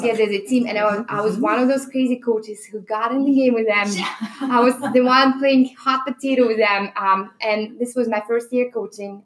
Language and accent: English; Belarus; English is a second language; moved away; I'm from Belarus